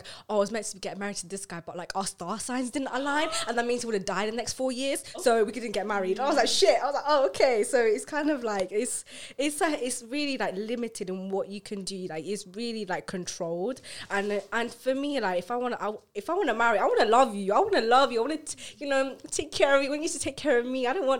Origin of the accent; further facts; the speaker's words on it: India; talking about dating is something I am very hesitant about, because being like Indian, like dating is, the concept of it is just not fully there.